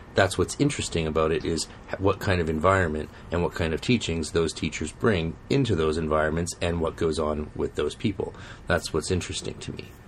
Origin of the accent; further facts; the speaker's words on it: Canada; We're Canadian